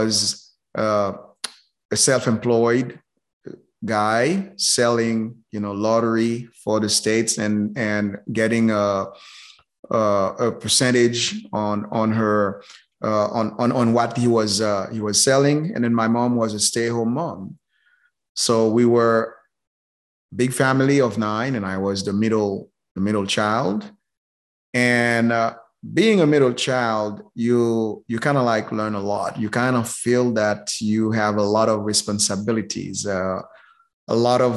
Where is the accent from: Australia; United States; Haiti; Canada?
Haiti; moved away; I was born and raised in Haiti